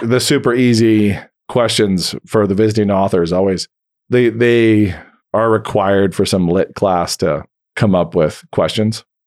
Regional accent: Idaho, United States; I grew up in the wheat fields of Idaho.

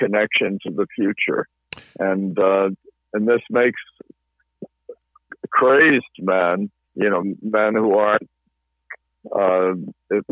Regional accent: Massachusetts, United States; I go to a congregational church in my hometown

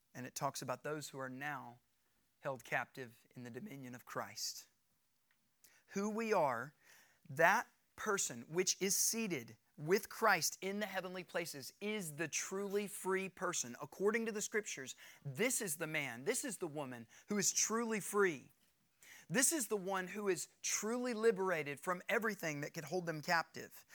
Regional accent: United States; I'm an American citizen. I'm a free individual. Because of my citizenship in this nation, I'm free

